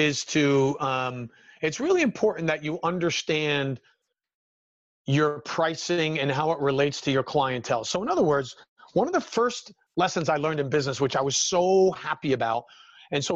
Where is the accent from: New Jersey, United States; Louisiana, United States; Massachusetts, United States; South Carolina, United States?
New Jersey, United States; born and raised in New Jersey, still here, still living in the Garden State